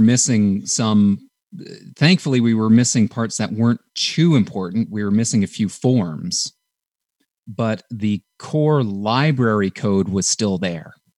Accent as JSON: {"language": "English", "country": "Canada", "said": "we're from Canada"}